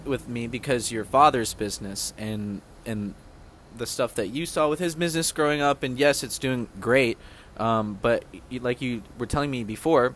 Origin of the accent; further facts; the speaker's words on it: the South, United States; I'm from the South